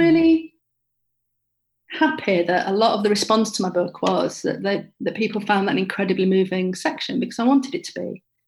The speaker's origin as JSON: {"language": "English", "town": "Bradford", "region": "Yorkshire and the Humber", "country": "United Kingdom", "tie": "born or raised there", "said": "I grew up in Bradford"}